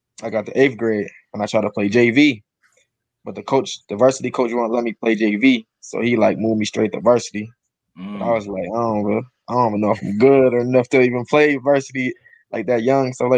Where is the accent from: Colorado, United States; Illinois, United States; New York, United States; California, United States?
New York, United States; Buffalo; I grew up in Buffalo